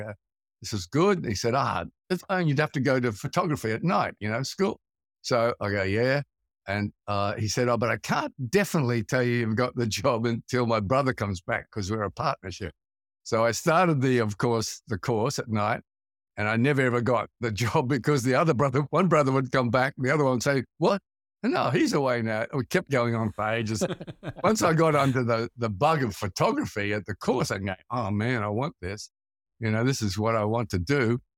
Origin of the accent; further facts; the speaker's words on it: Brisbane, Queensland, Australia; moved away; also born or lived in Sydney; I come from Brisbane, which is it's like one of the northern states. It's like going south in America.